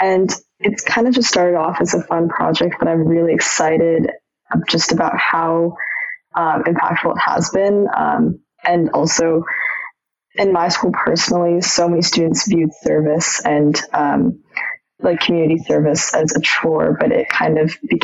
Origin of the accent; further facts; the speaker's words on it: Seattle, Washington, United States; I'm from Seattle